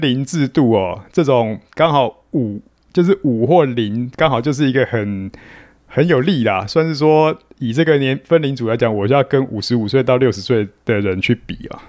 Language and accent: Chinese; New Taipei, Taiwan; 其实我是台北县出生长大的啦，然后嗯。就是高中念的是三重高工，那现， 三重商工啦，现在叫商工